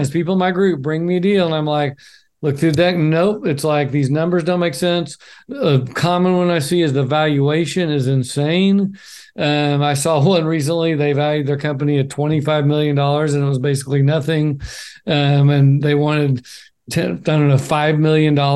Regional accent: Oklahoma, United States; so I'm from Oklahoma. I was in the oil and gas industry uh, for 10 years as a CFO.

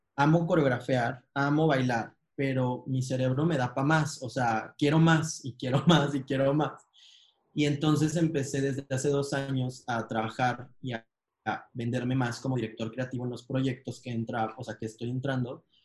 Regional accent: Mexico; en México, en mi país

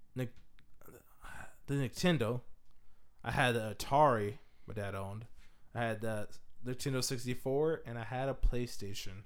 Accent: Washington, United States; I'm from Washington State

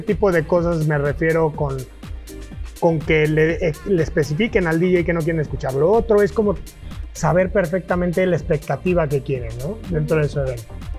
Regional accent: Querétaro, Mexico; Yo soy queretano

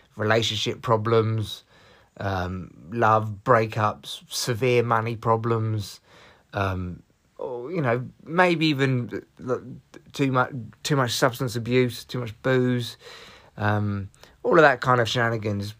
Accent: Barnet, London, United Kingdom; I'm how people from North London talk. Uh, well, from Barnet

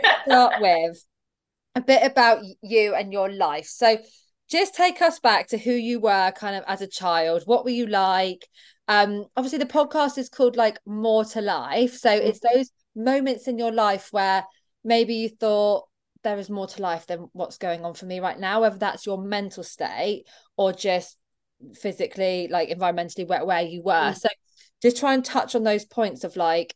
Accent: Exeter, South West England, United Kingdom; I'm from Exeter

